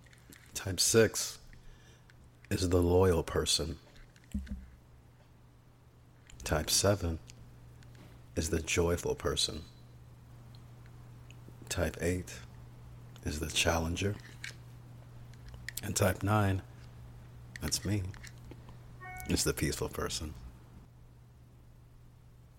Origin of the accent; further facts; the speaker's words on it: Bay Area, California, United States; I'm from the Bay Area, California